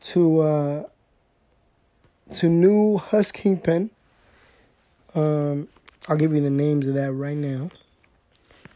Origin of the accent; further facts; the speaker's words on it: Southern California, United States; I'm a Latino from Southern California